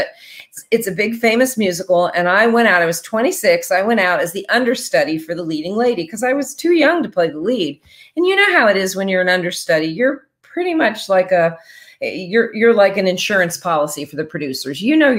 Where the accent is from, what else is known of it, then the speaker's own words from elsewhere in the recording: New Jersey, United States; now in Franklin, United States; we live just outside of Nashville in Franklin, Tennessee. And, you know, I grew up in New Jersey, so I don't know why I'm in Tennessee.